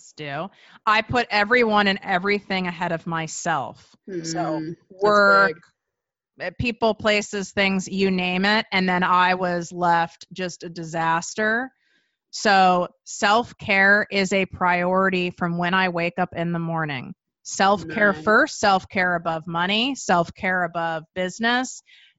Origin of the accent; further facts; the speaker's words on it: Chicago, Illinois, United States; I'm from Chicago.